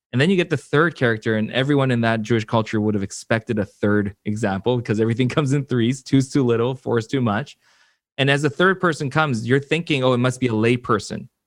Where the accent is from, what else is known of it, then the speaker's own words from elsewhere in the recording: Vancouver, British Columbia, Canada; also born or lived in Seoul, South Korea / Florida / Atlanta, Georgia; I was born in Seoul, South Korea. I, uh, my family immigrated here to Vancouver when I was about six or seven